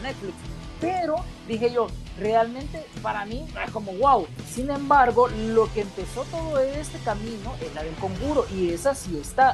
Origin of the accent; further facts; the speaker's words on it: El Salvador; hablemoslo como salvadoreños